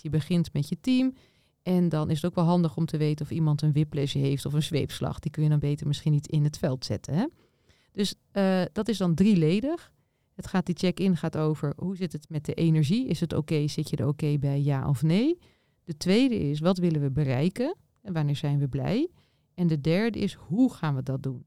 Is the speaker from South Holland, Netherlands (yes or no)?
no; Nieuwleusen, Overijssel, Netherlands; Ik kom uit Nieuw-Leuzen bij Zwolle